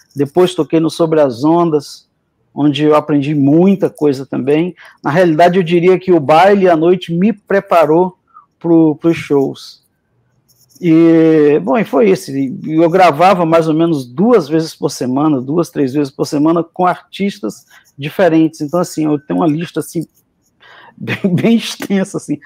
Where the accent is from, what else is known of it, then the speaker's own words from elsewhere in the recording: Rio Branco, Acre, Brazil; moved away as an adult; also born or lived in Rio de Janeiro / London / France / Germany; eu sou de Rio Branco, do Acre, sou filho de cearense